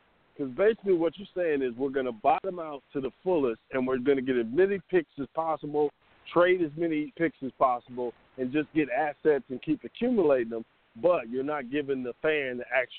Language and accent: English; Chicago, Illinois, United States; now in Atlanta, United States; I'm from Chicago, but I'm in Atlanta.